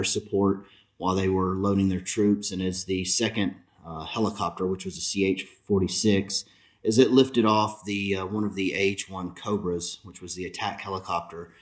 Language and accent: English; Alabama, United States; moved away; I was from Alabama.